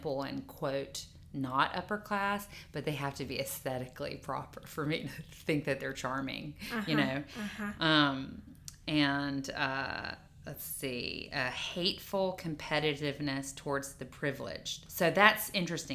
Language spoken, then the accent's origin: English; Mississippi, United States; growing up in Mississippi, where the culture